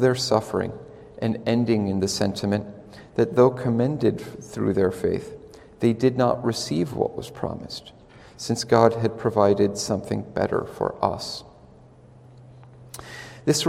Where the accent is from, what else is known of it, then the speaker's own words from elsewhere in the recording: Cincinnati, Ohio, United States; When I was a child, I grew up in Cincinnati, Ohio